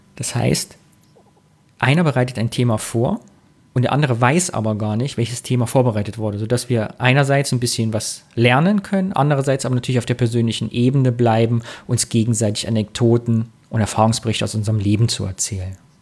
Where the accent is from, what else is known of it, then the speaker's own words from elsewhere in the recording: Kyffhäuserkreis, Thuringia, Germany; now in Cologne, Germany; geboren 82, 1982, bin Thüringer aus dem Kiffhäuser Kreis und wohne jetzt aber auch schon Ewigkeiten in Köln